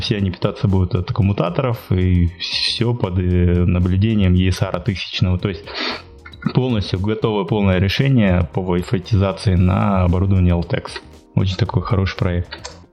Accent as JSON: {"language": "Russian", "area": "Yakutia", "region": "Sakha Republic", "country": "Russia", "tie": "born or raised there", "moved": "yes", "said": "в республике Якутия, откуда я родом"}